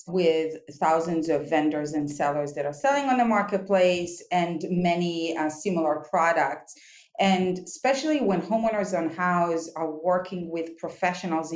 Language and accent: English; Israel; moved away as an adult; also born or lived in New York, United States / Tel Aviv; now in Palo Alto, United States; So originally we are from Israel. We moved to New York back in 2000